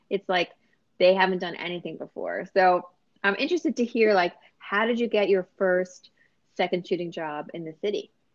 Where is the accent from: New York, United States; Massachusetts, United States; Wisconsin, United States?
New York, United States; New York City; I'm a New Yorker